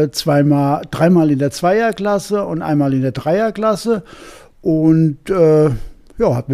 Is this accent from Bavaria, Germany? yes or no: no; Cologne, North Rhine-Westphalia, Germany; komme aus Köln